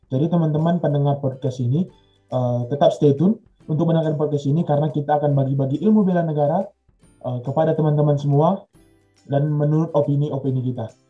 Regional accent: North Sumatra, Indonesia; Oke teman-teman, uh, aku asal dari Tanah Karo, Sumatera Utara.

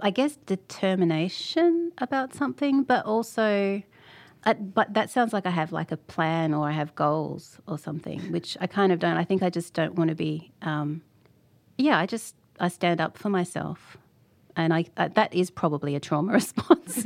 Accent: Tasmania, Australia; born or raised there

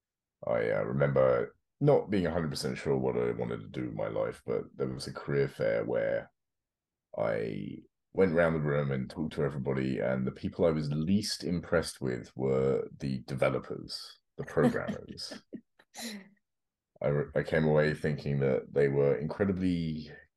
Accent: London, United Kingdom; moved away as an adult; now in North Carolina, United States; I grew up South London, England

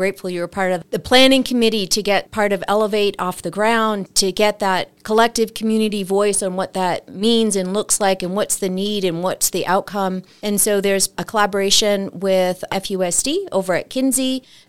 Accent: Boston, Massachusetts, United States; now in Flagstaff, United States; I came from Boston in August of 99, so I guess just about 23, 24 years.

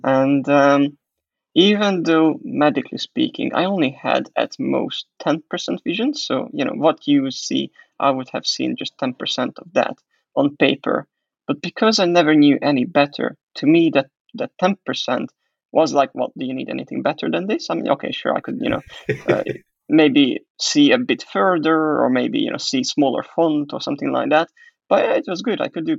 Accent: Hungary; also born or lived in Croatia; now in England; I don't think I mentioned that I was born in Hungary. That's where I'm originally coming from. And then I had a bit of a period when I lived in Croatia, altogether 8 years.

